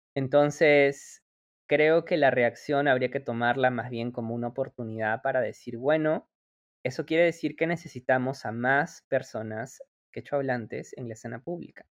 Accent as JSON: {"language": "Spanish", "country": "Peru", "said": "nuestro país"}